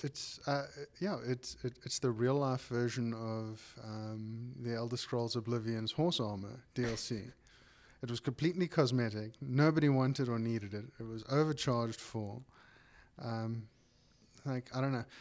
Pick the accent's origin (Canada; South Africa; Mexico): South Africa; we're South African as well